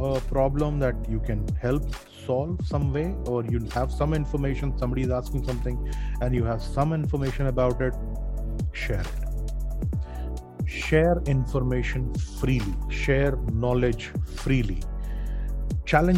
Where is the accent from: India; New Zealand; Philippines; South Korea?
India; Dhanbad, Jharkhand; my hometown, Dhanbad